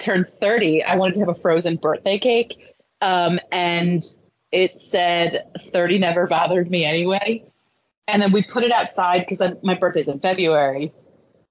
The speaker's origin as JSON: {"language": "English", "region": "New Jersey", "country": "United States", "tie": "born or raised there", "said": "I grew up in South Jersey"}